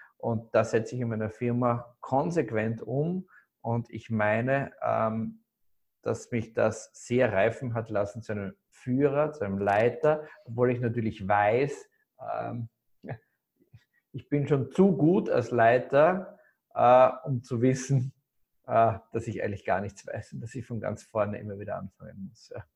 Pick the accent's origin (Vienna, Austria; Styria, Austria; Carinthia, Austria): Styria, Austria; Graz; moved away; also born or lived in Salzburg; ich komme komm, äh, aus Graz eigentlich, aus einem Süden von Österreich